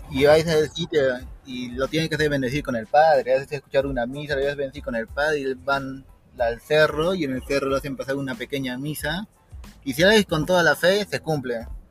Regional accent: Yunguyo, Puno, Peru; vengo de la ciudad de Puno, de provincia de Yunguyo.

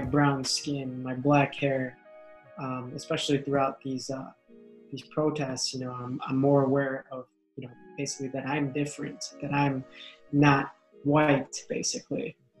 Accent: Chicago, Illinois, United States; first language English; I was born here in Chicago. My family, my mom and dad are from the Philippines, so I'm first generation American

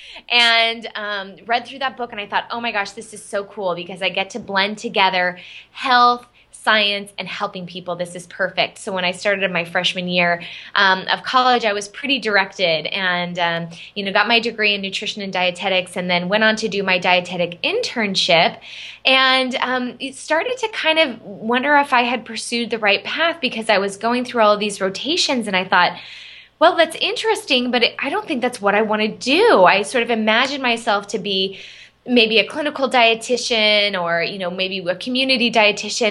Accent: Arizona, United States; moved away as an adult; now in Boston, United States; I grew up in Arizona. My whole family's in Arizona. I live in the Boston area

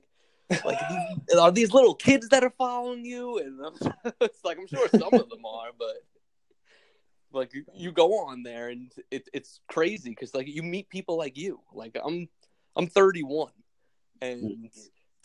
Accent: New York City, New York, United States; I'm from Brooklyn, New York

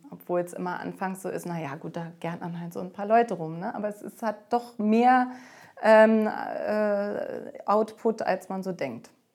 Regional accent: Berlin, Germany; Berlin, ich meine, das ist meine Heimat, das ist auch die Heimat von Katharina und äh, das ist unsere Mutterstadt sozusagen

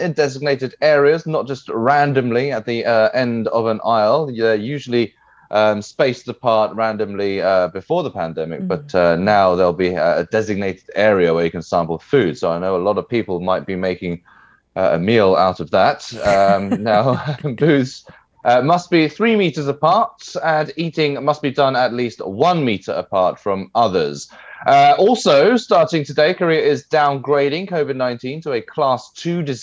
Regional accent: England, United Kingdom; moved away; I'm from England

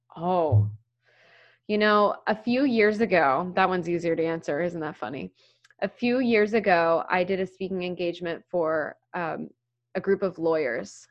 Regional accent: Maryland, United States; now in Philadelphia, United States; I grew up in Maryland

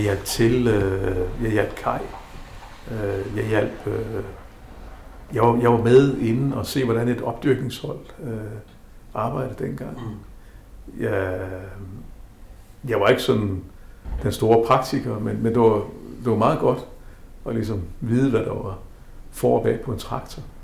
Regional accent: South Greenland, Greenland; also born or lived in Havdrup, Denmark / Nepal / Bangladesh; now in Nuuk, Greenland; Født i Nasser. Opvokset i Nasser.

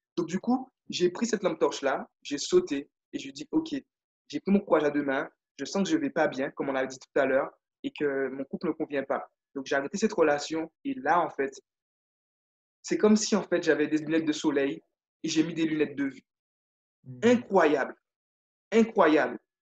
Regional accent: Guadeloupe; moved away as an adult; j'ai eu la chance, moi, de, vivre, de vivre en Guadeloupe. Donc, je suis né en Guadeloupe. Et voilà, j'ai fait, je suis parti à 18 ans de chez moi

